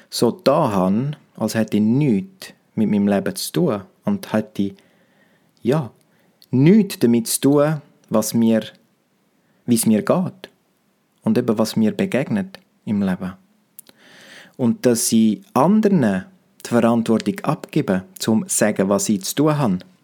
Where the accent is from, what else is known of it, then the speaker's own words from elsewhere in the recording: Romansh, Graubünden, Switzerland; first language Romansh; German is a second language; meiner Muttersprache Romanisch